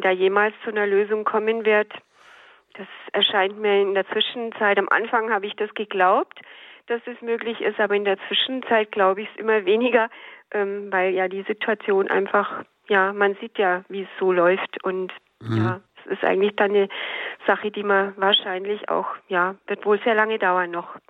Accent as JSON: {"language": "German", "town": "Munich", "region": "Bavaria", "country": "Germany", "said": "Ich bin ja aus München"}